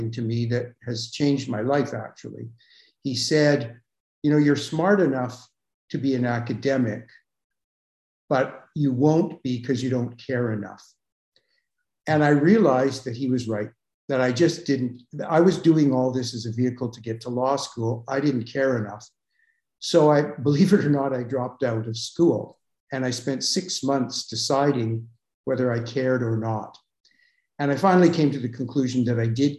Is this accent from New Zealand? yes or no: no; Calgary, Alberta, Canada; I grew up in Calgary, Alberta